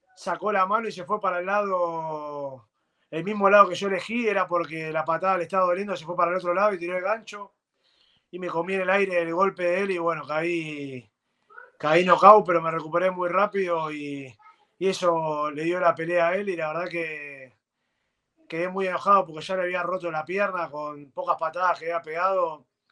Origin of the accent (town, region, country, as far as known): Argentina